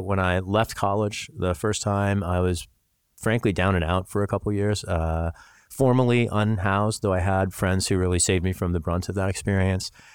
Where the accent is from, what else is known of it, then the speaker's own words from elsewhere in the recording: Missouri, United States; I grew up in Missouri